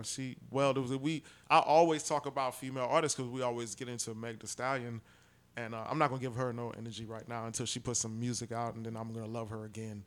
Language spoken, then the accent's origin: English; New York City, New York, United States; now in Houston, United States; I'm from Brooklyn originally, but I've been in Houston since 94